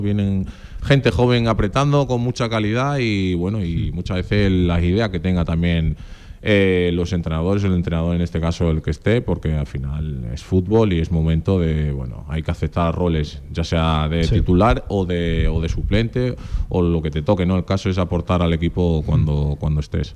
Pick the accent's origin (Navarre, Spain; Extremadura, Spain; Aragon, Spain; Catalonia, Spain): Extremadura, Spain; accent: extremeño; also born or lived in Portugal; now in Zaragoza, Spain; Pues realmente nací, nací en Portugal, pero claro, desde los cinco años yo viviendo en Extremadura